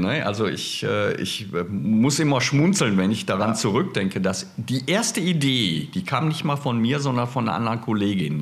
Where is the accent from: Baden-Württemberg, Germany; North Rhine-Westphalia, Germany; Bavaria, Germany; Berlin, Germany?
Berlin, Germany; ich kam ja aus Berlin, aus der Stadt